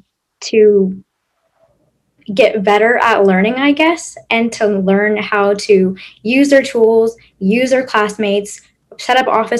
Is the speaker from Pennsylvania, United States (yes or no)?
no; San Diego, California, United States; moved away as an adult; now in Waco, United States; I'm from San Diego, California